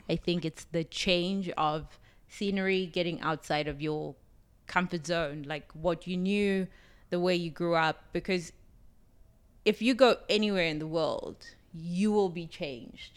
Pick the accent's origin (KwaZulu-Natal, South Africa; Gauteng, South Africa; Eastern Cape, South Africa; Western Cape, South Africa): Gauteng, South Africa; Johannesburg; moved away as an adult; also born or lived in New York; now in Las Vegas, United States; I am from South Africa, Johannesburg, South Africa. I came to the U S two thousand seven.